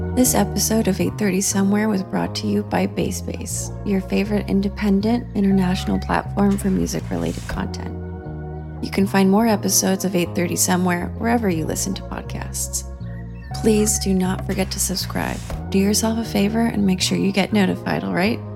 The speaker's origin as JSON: {"language": "English", "town": "Los Angeles", "region": "California", "country": "United States", "tie": "born or raised there", "also_born_or_lived": "London", "said": "I was born and raised in Los Angeles, California"}